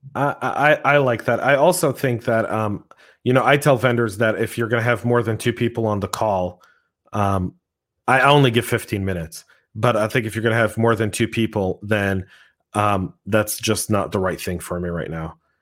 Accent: United States; I, as an American in my own country

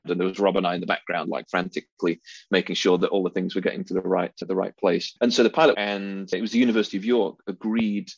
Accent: Derbyshire, East Midlands, United Kingdom; moved away as an adult; also born or lived in London / Moscow; now in Sheffield, United Kingdom; I was, actually born in Sheffield, but grew up in Derbyshire

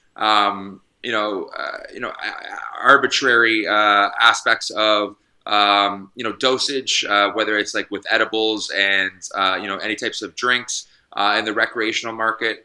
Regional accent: Canada; also born or lived in British Columbia; it's my medical right as a Canadian

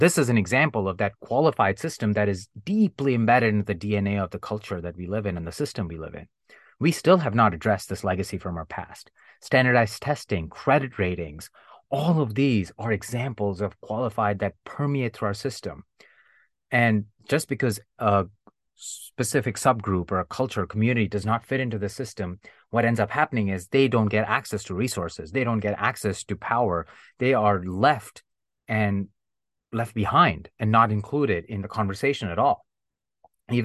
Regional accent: India; accent: Indian; English is a second language; And I truly masked myself. I unlearned my Indian accent. I would make fun of the Indian accent. I would make jokes about my own culture to fit

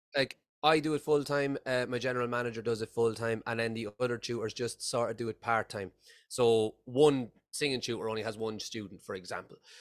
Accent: Ireland; moved away as an adult; now in Scotland, United Kingdom; I'm originally from Ireland, uh, and I've been living in Scotland for the past eight years.

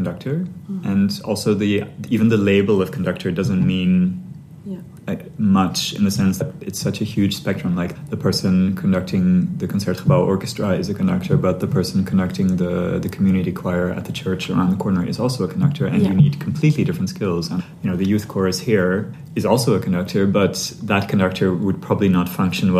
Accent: Sri Lanka; I grew up in Sri Lanka

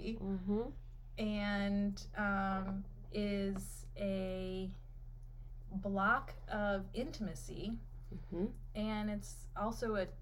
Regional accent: United States; also born or lived in Detroit; I identify as white American

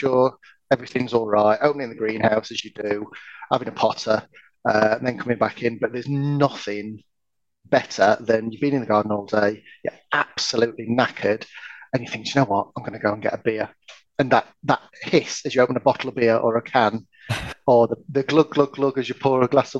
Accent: Yorkshire and the Humber, United Kingdom; I don't speak French. I'm from Yorkshire

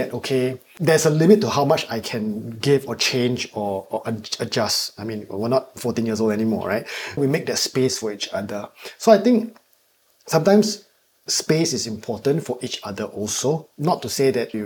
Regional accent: Singapore; I'm Singaporean

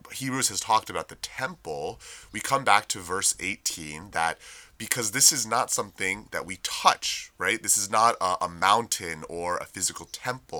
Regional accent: United States; we as American citizens

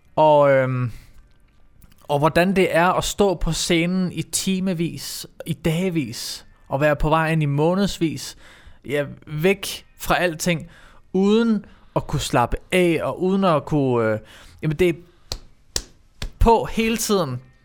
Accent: Herfølge, Zealand, Denmark; also born or lived in Roskilde / Sorø; jeg, er jo opvokset i Herfølge

